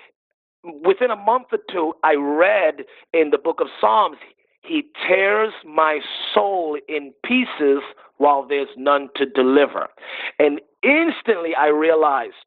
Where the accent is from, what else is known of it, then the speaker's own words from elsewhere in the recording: New York City, New York, United States; I'm also a New Yorker